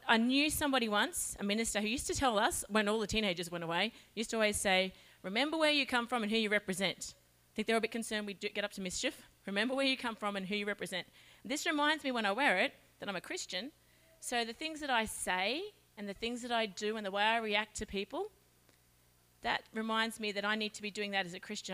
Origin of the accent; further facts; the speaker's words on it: Charters Towers, Queensland, Australia; I'm from Charters Towers